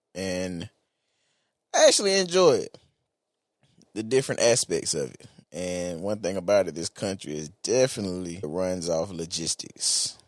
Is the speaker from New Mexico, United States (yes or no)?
no; Jacksonville, Florida, United States; I'm not a disc jockey. I'm from Jacksonville, Florida, born and raised. And I would have to say being from Jacksonville has shaped me into the man that I am today.